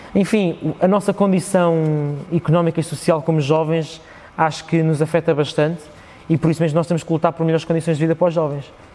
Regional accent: Parede, Lisbon, Portugal; born or raised there

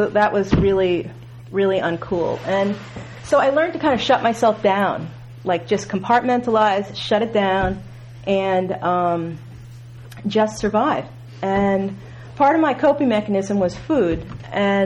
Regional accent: United States; also born or lived in New York / Massachusetts; I grew up in New York and Massachusetts

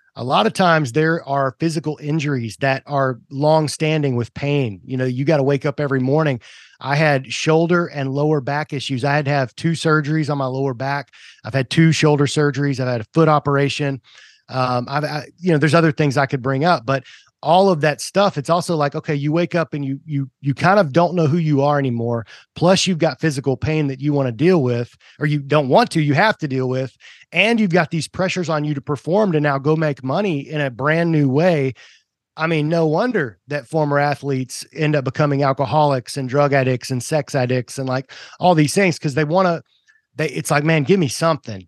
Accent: Tennessee, United States; also born or lived in Kentucky / Georgia; I was originally, uh, born in Kentucky, moved to Tennessee, you know, before any of my memories, so I was, like, one years old. Um, but I, you know, grew up in Tennessee

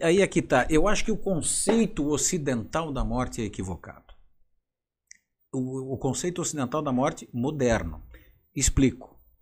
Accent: Forquilhinha, Santa Catarina, Brazil; moved away; lá de Forquilinha, minha conterrânea

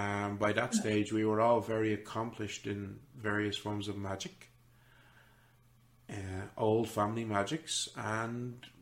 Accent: Orléans, Centre-Val de Loire, France; Well, my sisters and I, I am from Orléans.

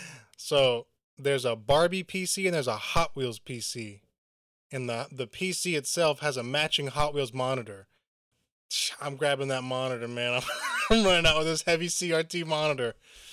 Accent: Tennessee, United States; I was growing up in Tennessee.

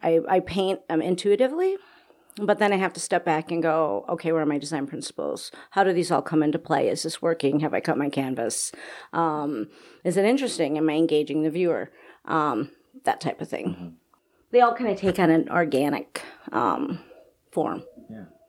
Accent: Oak Creek, Wisconsin, United States; I grew up in Oak Creek, Wisconsin. Okay. So I'm a cheesehead.

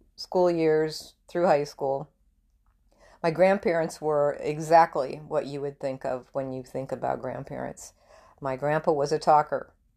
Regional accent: Murdo, South Dakota, United States; now in Texas, United States; I grew up in South Dakota

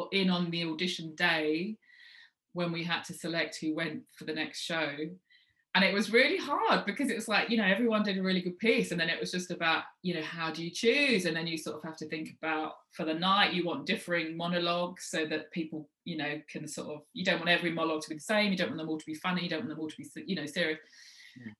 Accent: London, United Kingdom; moved away as an adult; now in Manchester, United Kingdom; I'm based in Manchester. People didn't know that, even though I'm a Londoner.

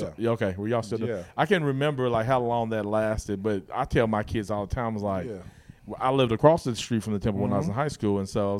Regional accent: Guthrie, Oklahoma, United States; Man, so growing up in Guthrie, talking about basketball, blue courts, junior high courts, like these are spots, Mineral Wells.

